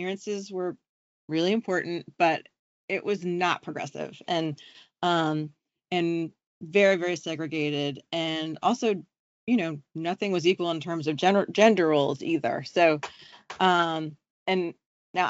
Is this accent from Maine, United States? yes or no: no; Charleston, South Carolina, United States; also born or lived in New York City; now in Vermont, United States; I was born, I was raised in Charleston, South Carolina. I was born in New York.